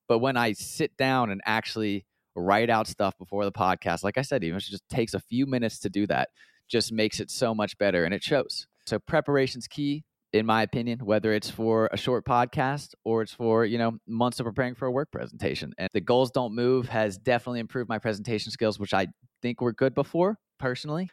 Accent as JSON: {"language": "English", "area": "just outside of Atlanta", "region": "Georgia", "country": "United States", "tie": "born or raised there", "also_born_or_lived": "Columbia, South Carolina / London", "said": "I grew up just outside of Atlanta, about half an hour north of a town called Marietta"}